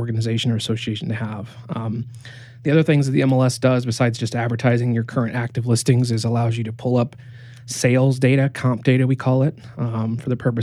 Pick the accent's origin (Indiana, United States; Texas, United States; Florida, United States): Indiana, United States; Fort Wayne; also born or lived in Las Vegas; I was born and raised here in Fort Wayne